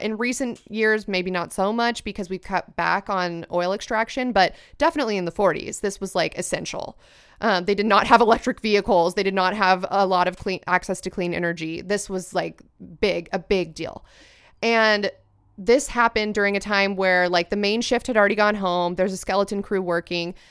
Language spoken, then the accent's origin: English; United States; as an American